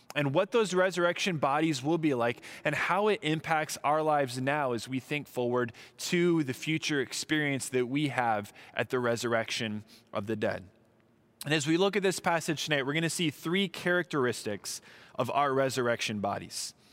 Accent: Southern California, United States; moved away; also born or lived in Midwest; I was from Southern California

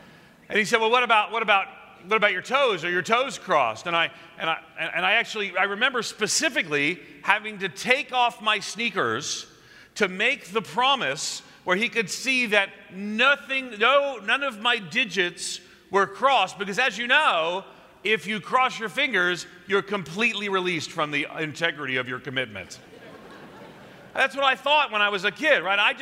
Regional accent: outside of New York City, United States; as a kid growing up outside of New York City

